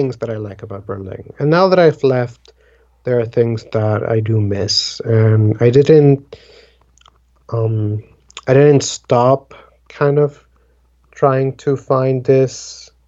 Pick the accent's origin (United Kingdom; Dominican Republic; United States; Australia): Dominican Republic; first language Spanish; English is a second language; moved away; I'm originally from the Dominican Republic